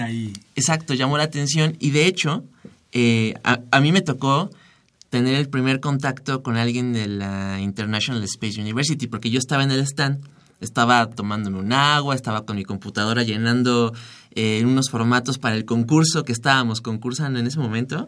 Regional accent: Mexico; somos cinco mexicanos

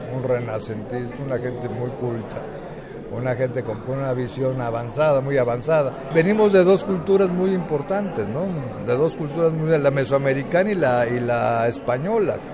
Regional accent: Mexico; somos los mexicanos

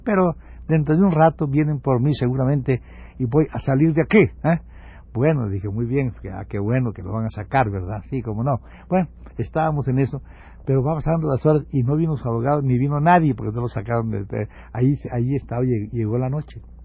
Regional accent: Campeche, Mexico; moved away; soy de un pueblo muy comunicativo, soy de Campeche

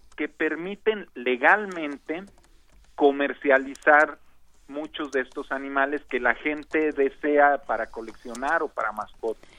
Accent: Mexico; como mexicanos

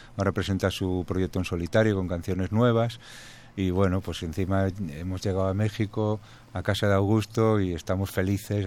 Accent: Spain; somos españoles de diferentes lugares también, pero, españoles

